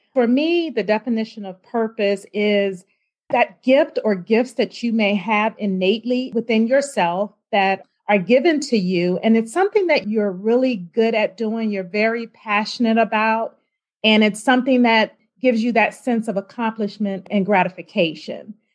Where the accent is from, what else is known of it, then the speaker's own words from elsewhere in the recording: Richmond, Virginia, United States; I grew up in Richmond, Virginia, um, attended Henrico High School, and then I moved to Northern Virginia